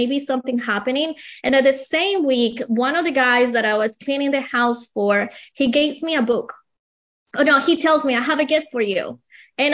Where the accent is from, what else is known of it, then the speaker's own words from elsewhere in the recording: Colombia; English is a second language; moved away as an adult; now in United States; I have an accent. I came from Colombia about 20 years ago